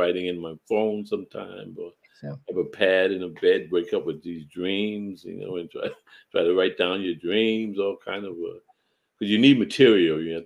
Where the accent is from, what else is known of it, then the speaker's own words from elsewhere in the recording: New York City, New York, United States; my life growing up in Bedford-Stuyvesant